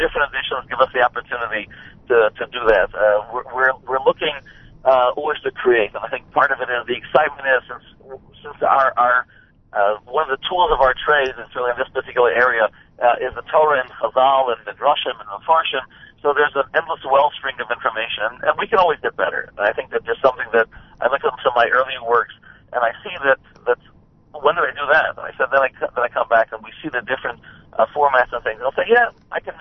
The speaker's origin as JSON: {"language": "English", "town": "Hartford", "region": "Connecticut", "country": "United States", "tie": "born or raised there", "said": "Originally from Hartford, Connecticut. I grew up in Hartford"}